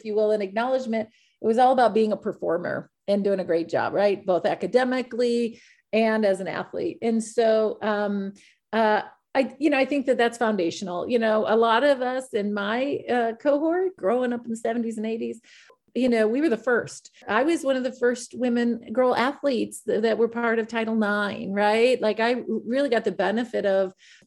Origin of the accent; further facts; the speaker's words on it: Iowa, United States; as a white woman in the United States, growing up in Iowa